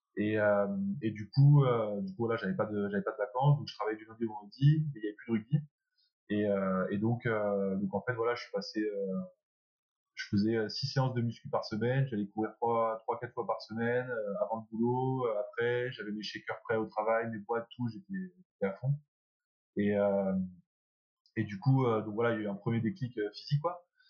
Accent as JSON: {"language": "French", "country": "Belgium", "tie": "born or raised there", "also_born_or_lived": "France / England", "moved": "as an adult", "said": "je suis français. Je suis arrivé en Belgique à l'âge de 3 ans"}